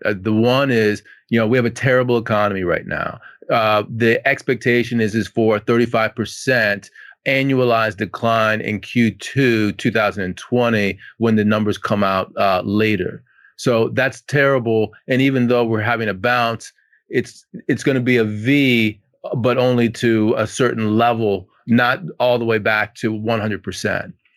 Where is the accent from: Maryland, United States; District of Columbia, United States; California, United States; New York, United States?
District of Columbia, United States; Washington; I'm from Washington, D C